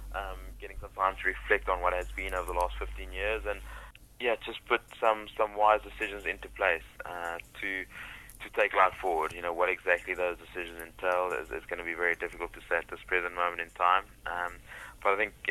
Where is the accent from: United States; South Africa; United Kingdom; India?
South Africa; growing up in South Africa